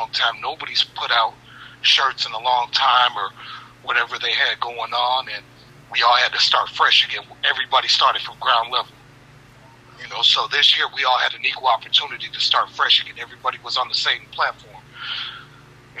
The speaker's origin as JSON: {"language": "English", "town": "Gary", "region": "Indiana", "country": "United States", "tie": "born or raised there", "said": "We're from the Midwest. We're from Gary, Indiana."}